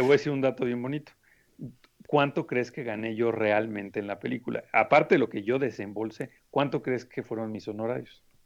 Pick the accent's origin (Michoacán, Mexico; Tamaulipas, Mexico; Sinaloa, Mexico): Michoacán, Mexico; Morelia; moved away as an adult; also born or lived in Spain; now in Mexico City, Mexico; Yo vengo de Morelia, Michoacán